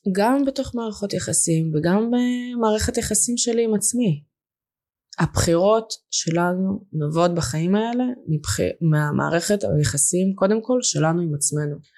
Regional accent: Lod, Central District, Israel; Hebrew is a second language; also born or lived in Russia / Moscow, Russia / Hungary; now in Even Yehuda, Israel; גדלתי בלוד הרבה שנים

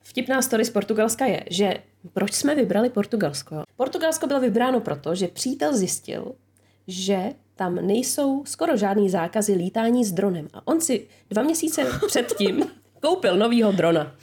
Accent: Czechia; jsem Češka

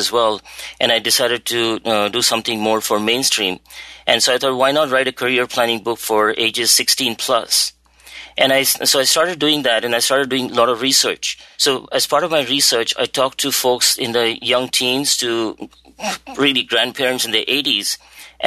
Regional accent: India; moved away as an adult; now in United States; I've been now in the United States since I came here in 1985 from India

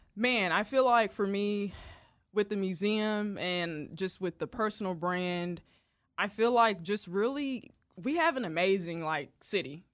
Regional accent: Jonesboro, Arkansas, United States; moved away as an adult; also born or lived in Columbia, Missouri; now in Kansas City, United States; Born and raised Jonesboro, Arkansas

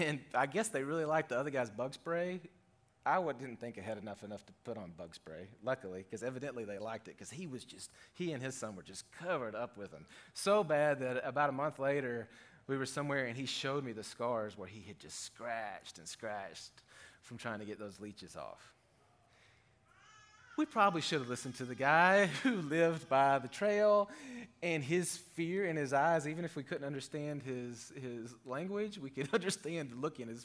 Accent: Arkansas, United States; we're from Arkansas

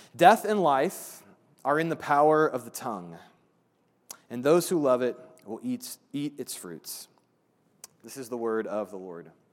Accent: Brownsburg, Indiana, United States; Brownsburg, the town I grew up

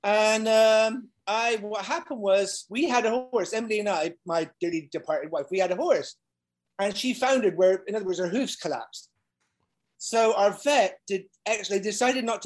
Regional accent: Bath, South West England, United Kingdom; where I grew up in Bath in the UK.

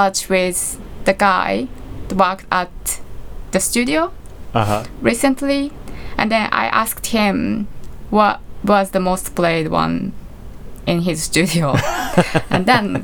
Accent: Japan; my hometown. It's in the countryside near Tokyo

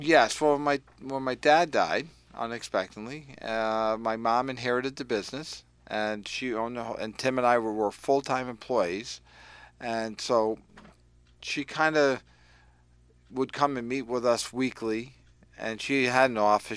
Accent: Willimantic, Connecticut, United States; also born or lived in Lebanon, Connecticut; had a great life growing up in Willimantic

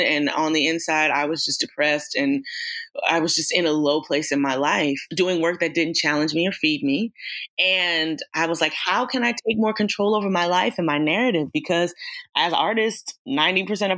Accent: Atlanta, Georgia, United States; I'm born and raised in Atlanta, Georgia

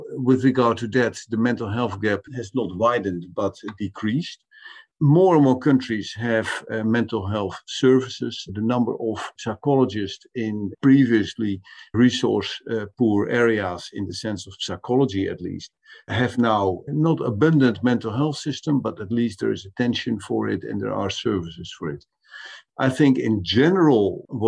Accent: Netherlands; the Dutch government, for instance, my own government

